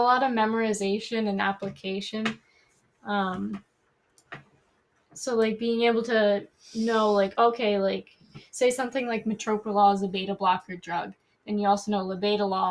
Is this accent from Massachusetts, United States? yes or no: yes; Brockton, Massachusetts, United States; I'm from Brockton